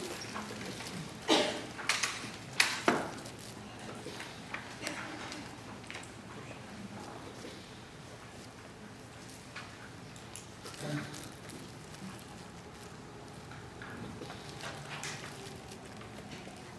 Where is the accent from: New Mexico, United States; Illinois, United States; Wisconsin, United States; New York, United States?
Illinois, United States; now in San Diego, United States; I'm from Illinois